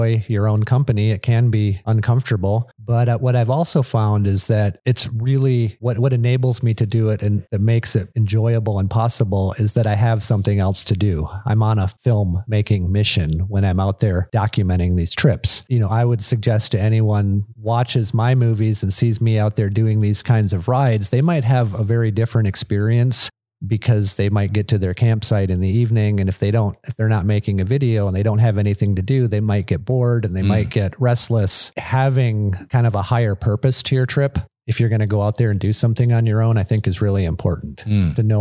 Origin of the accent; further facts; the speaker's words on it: Michigan, United States; I grew up in Michigan and my dad was up in Alaska.